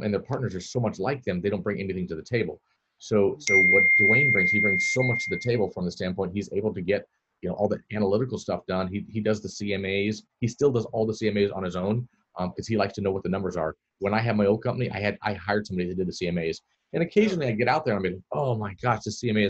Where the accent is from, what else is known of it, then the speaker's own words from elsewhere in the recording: Florida, United States; also born or lived in Netherlands; I'm born and raised in Florida